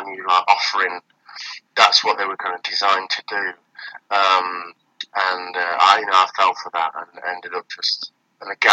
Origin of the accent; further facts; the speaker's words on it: Nottingham, East Midlands, United Kingdom; moved away as an adult; now in London, United Kingdom; I grew up in St Anne's.